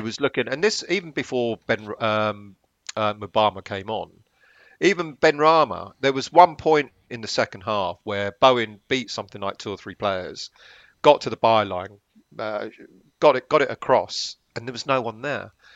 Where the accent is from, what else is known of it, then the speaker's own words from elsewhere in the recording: London, United Kingdom; I was born in Islington